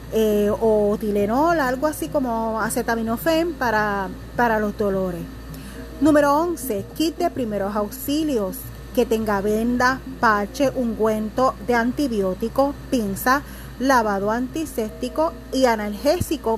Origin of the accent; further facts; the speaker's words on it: Puerto Rico; lo tenemos que aprender cada puertorriqueño